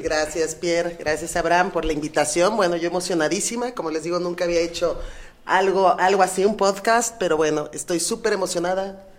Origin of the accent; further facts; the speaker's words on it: Mexico City, Mexico; moved away as an adult; now in Guadalajara, Mexico; yo soy de la Ciudad de México, por azares del destino me vine a Guadalajara